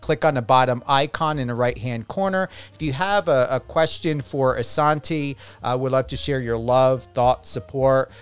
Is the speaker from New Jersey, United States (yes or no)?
yes; New Jersey, United States; moved away; I was in New Jersey at the time, my home state